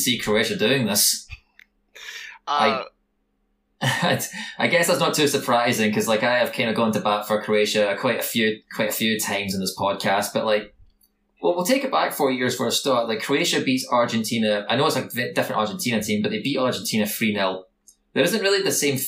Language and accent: English; Scotland, United Kingdom; people think I'm Australian at times at work. So I am Scottish